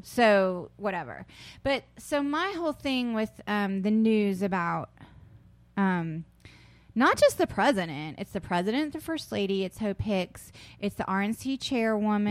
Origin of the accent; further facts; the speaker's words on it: South Carolina, United States; also born or lived in Charleston, West Virginia; I grew up in South Carolina